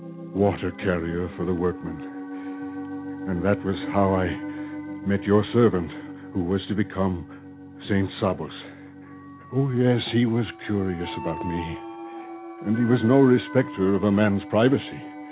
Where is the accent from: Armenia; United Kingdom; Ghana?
Armenia